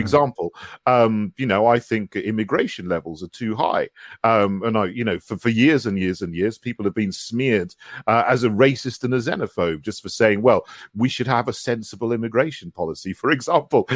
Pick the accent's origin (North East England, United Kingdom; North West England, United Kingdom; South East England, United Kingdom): South East England, United Kingdom; West Sussex; moved away as an adult; also born or lived in St Andrews; now in London, United Kingdom; I grew up in West Sussex